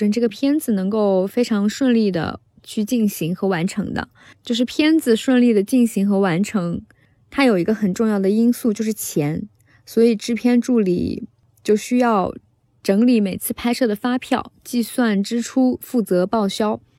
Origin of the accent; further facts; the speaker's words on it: southern China, China; moved away as an adult; now in Beijing, China; 从小在南方混迹，